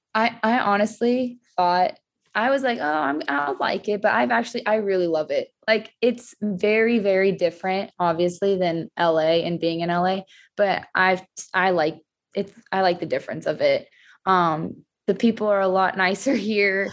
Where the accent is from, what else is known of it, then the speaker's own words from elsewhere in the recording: California, United States; moved away as an adult; now in Louisville, United States; I'm from California